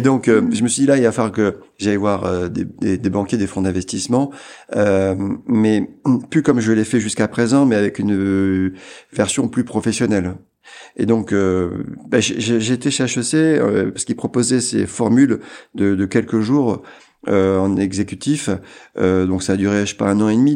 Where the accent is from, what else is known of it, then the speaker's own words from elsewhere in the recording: Amiens, Hauts-de-France, France; Amiens, c'était ma ville.